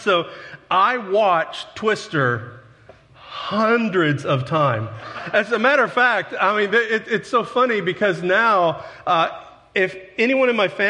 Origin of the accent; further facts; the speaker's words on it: Texas, United States; now in Paragould, United States; See, my Texas, I grew up in Texas, and it took me 2 years to get rid of that accent. And I've been in Paragould long enough, that southern accent's starting to rub off on me.